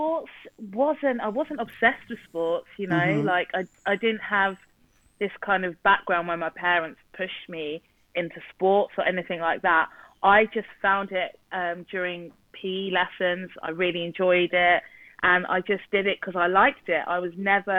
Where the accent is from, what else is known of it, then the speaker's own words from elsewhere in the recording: South East England, United Kingdom; England, born and bred from the south of England. So, yeah, just outside London. And I've lived here all my life